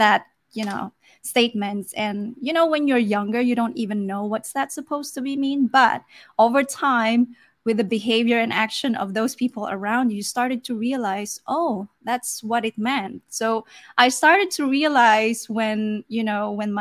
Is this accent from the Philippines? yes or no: yes; Philippines; also born or lived in South Africa; I was born in South Africa, and I was the only one who's born outside the Philippines